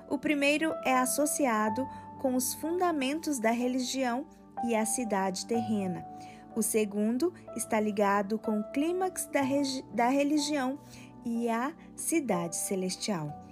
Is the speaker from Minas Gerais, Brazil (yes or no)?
yes; Minas Gerais, Brazil; born there; Sou um homem das montanhas. Nasci em Minas Gerais, que pode ter tido mar há muito tempo, mas não tem mais.